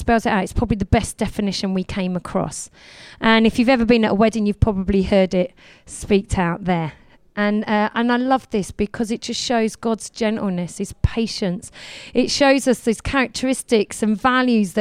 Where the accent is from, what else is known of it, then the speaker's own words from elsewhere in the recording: Essex, East of England, United Kingdom; I come from Essex